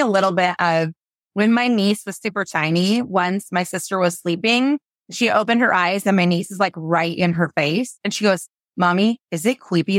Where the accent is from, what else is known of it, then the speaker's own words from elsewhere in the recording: Washington, United States; I am born and raised in Washington State